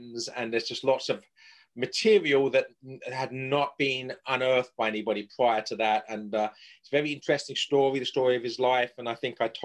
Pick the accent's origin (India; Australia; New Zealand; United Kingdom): United Kingdom; England; moved away as an adult; now in United States; I'm a native of England, as my accent might betray.